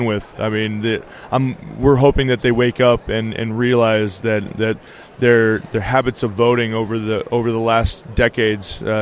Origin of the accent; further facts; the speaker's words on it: Nevada, United States; I grew up here in Nevada